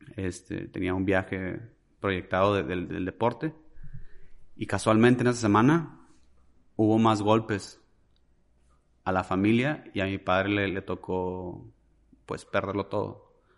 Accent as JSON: {"language": "Spanish", "town": "Ciudad Juárez", "region": "Chihuahua", "country": "Mexico", "tie": "born or raised there", "moved": "as an adult", "said": "soy originario de Ciudad Juárez, Chihuahua. Eh, fui muy feliz en esa ciudad de los, pues desde que nací hasta mis 21 años."}